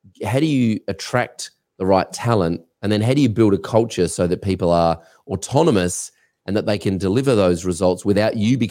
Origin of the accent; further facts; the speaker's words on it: Australia; I'm an Australian